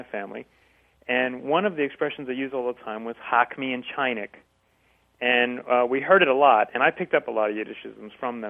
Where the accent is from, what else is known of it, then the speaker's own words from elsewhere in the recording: New Jersey, United States; now in San Diego, United States; So I was raised in New Jersey, and although I live out here now